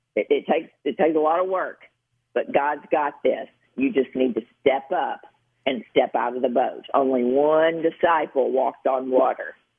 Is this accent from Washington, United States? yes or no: no; Gilbertsville, Kentucky, United States; I'm from Western Kentucky, so I can say, you know, from Gilbertsville, Kentucky